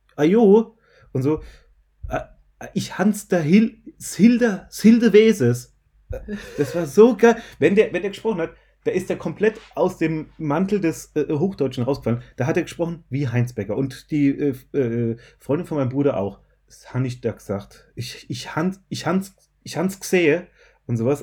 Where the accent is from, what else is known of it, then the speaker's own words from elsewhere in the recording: Mannheim, Baden-Württemberg, Germany; accent: Mannheimerisch; ich komme aus Mannheim, Mannheimerich